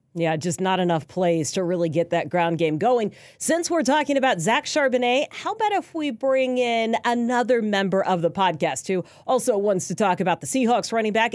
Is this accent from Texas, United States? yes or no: yes; Houston, Texas, United States; moved away; I grew up in Houston.